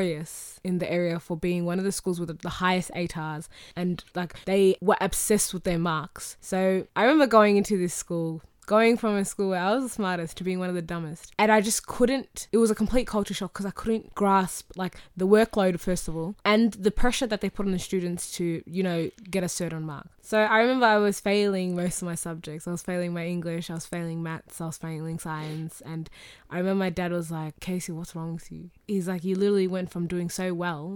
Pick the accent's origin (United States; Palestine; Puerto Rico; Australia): Australia; accent: Australian